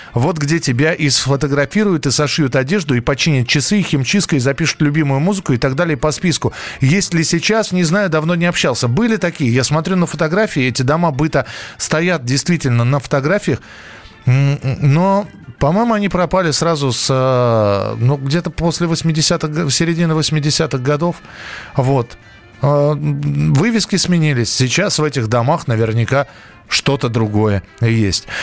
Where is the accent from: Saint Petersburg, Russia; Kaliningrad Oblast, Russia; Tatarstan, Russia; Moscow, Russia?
Moscow, Russia; я родился и вырос в Москве